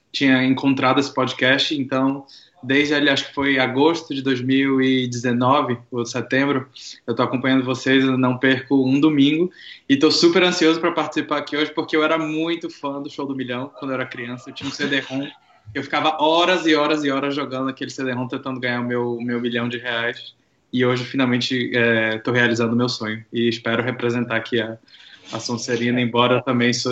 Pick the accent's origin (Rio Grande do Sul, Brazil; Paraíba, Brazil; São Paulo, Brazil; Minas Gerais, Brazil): São Paulo, Brazil; Taubaté; now in Campinas, Brazil; eu tenho 23 anos, eu faço história na Unicamp. Sou de Taubaté, mas hoje eu falo de Campinas.